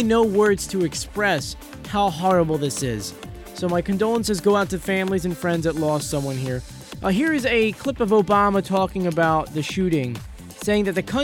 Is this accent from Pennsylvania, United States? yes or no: yes; Philadelphia, Pennsylvania, United States; I'm from Philadelphia, well, sort of from Philadelphia